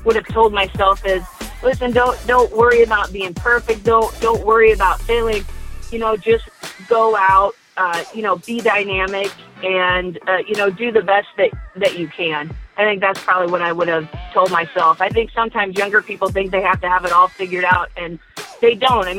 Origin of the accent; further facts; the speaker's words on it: western Nebraska, United States; now in Lincoln, United States; I grew up in Nebraska, in the western part of the state of Nebraska, and I am, as a child, I grew up on a farm.